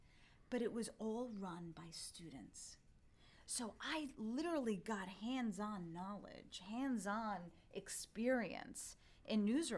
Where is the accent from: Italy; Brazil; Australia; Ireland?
Italy; English is a second language; So, when I was growing up, like I was telling you, I didn't speak English when I went to school. So back then in 1980-something, I'm not going to say exactly, there was no ESL class.